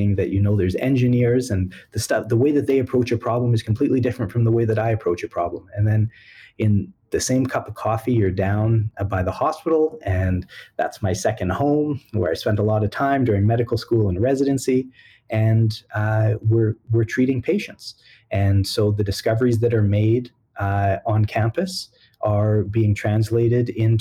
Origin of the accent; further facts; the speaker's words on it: Edmonton, Alberta, Canada; I was born and raised in Edmonton.